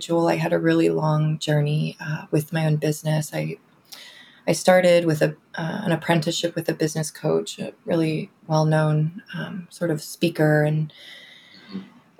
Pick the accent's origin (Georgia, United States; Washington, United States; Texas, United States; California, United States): Texas, United States; Houston; moved away as an adult; now in Austin, United States; I'm from North Houston originally. Always been in Texas, but I came here for school at UT in 2007, and I've just been here since.